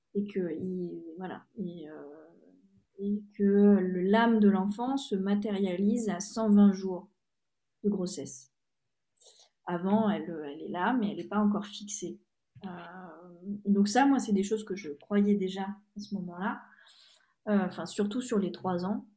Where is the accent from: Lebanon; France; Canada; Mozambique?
France; moved away; also born or lived in Hungary; je suis française en Hongrie